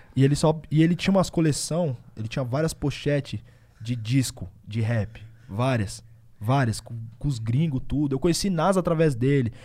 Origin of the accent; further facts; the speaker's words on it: Osasco, São Paulo, Brazil; also born or lived in Bauru; now in Osasco, Brazil; eu nasci em Osasco, a família é de Osasco. Só que depois eu mudei pra Bauru, morei um bom tempo em Bauru